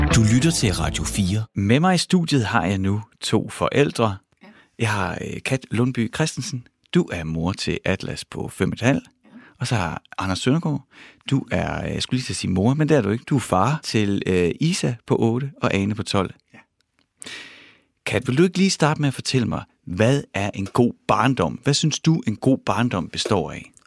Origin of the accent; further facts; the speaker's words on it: Horsens, Central Denmark Region, Denmark; Jeg er vokset op i Horsens, mm. i Mimersgade